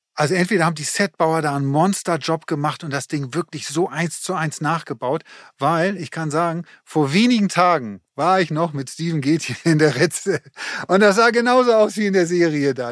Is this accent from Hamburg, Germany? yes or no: yes; Hamburg, Germany; für uns als Hamburger